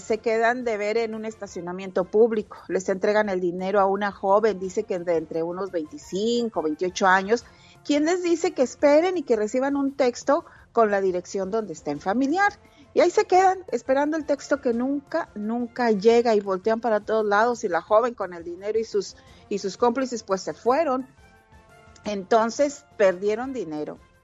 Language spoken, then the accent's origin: Spanish; Mexico; now in United States; alguien que es bien mexicana. Soy súper mexicana, adoro mi país